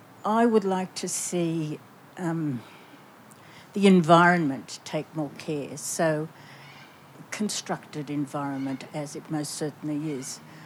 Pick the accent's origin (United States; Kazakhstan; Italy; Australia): Australia; Footscray, Victoria; I'm from Wurundjeri country, Footscray.